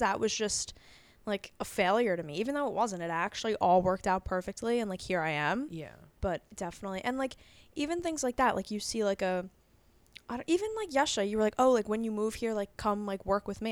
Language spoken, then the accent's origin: English; Long Island, New York, United States; Long Island. Me and Kat went to high school together